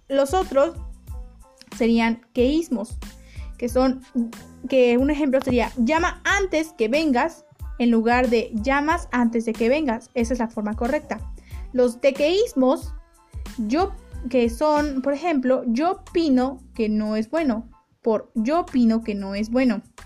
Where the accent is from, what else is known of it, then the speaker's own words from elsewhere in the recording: Mexico; los mexicanos no somos los únicos